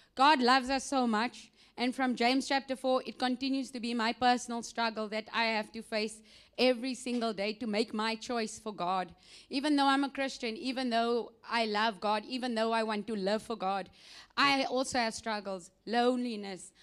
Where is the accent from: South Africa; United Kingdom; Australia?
South Africa; moved away; I am from South Africa